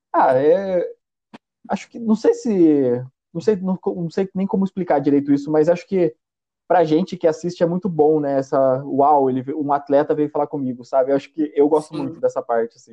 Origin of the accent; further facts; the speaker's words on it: Rio Claro, São Paulo, Brazil; eu sou de Rio Claro, no interior de São Paulo